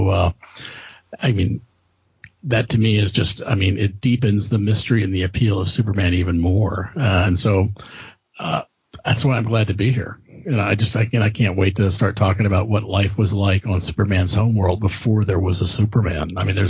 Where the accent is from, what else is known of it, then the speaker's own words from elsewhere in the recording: Germany; so I've been reading comics since the early 1970s when I was a young kid growing up in Germany.